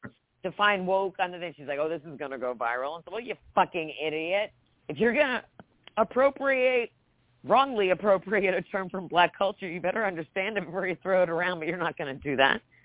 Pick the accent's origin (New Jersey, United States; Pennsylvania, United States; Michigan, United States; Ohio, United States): New Jersey, United States; moved away; also born or lived in Georgia; I grew up in Jersey, so Delaware is right next door